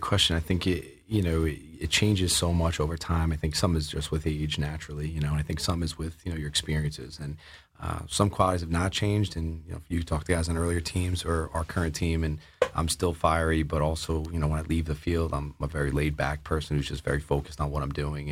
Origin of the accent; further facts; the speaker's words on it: Oyster Bay, New York, United States; moved away as an adult; now in Massachusetts, United States; growing up on Long Island